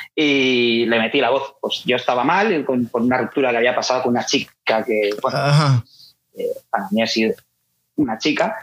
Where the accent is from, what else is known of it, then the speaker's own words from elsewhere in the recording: Elda, Valencian Community, Spain; que es donde nosotros somos, de Elda.